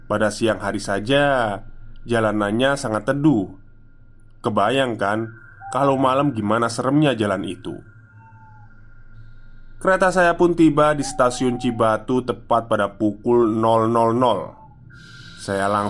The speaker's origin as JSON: {"language": "Indonesian", "town": "Garut", "region": "West Java", "country": "Indonesia", "tie": "born or raised there", "said": "mudik ke kampung halaman saya di Garut"}